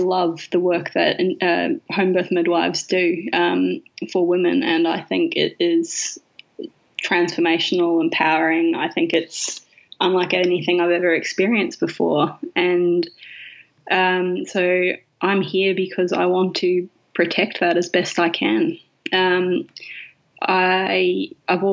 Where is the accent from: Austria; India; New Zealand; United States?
New Zealand; now in Australia; I'm a New Zealander